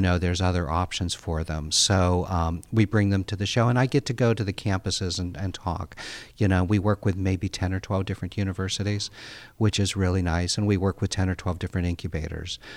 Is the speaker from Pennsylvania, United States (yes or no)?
yes; outside Pittsburgh, Pennsylvania, United States; I grew up outside Pittsburgh, Pennsylvania